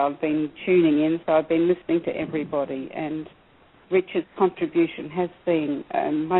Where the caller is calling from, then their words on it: Australia; I am also a person with dementia and a fellow blogger, and I'm calling from Australia. It's 4 a.m. here